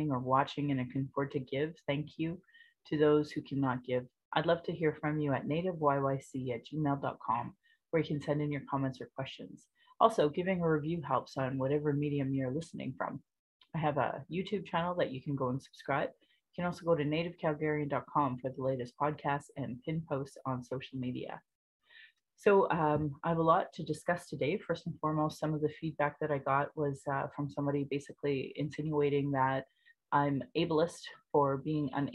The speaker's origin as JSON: {"language": "English", "town": "Calgary", "region": "Alberta", "country": "Canada", "tie": "born or raised there", "said": "I was born in Calgary"}